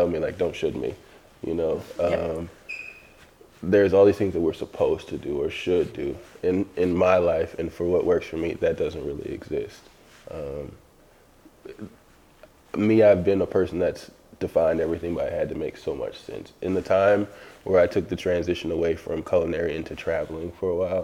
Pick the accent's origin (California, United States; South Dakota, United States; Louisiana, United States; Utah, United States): Louisiana, United States; New Orleans; moved away; I'm from New Orleans originally